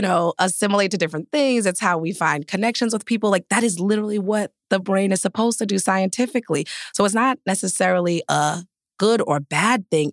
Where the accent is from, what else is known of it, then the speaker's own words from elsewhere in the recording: East Providence, Rhode Island, United States; I grew up in, like, the melting pot of diversity. I'm from East Providence, Rhode Island.